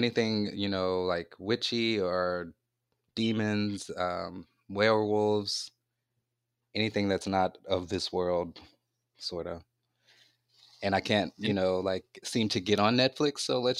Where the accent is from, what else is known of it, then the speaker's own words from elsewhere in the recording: Louisiana, United States; Okay, well, I'm from Louisiana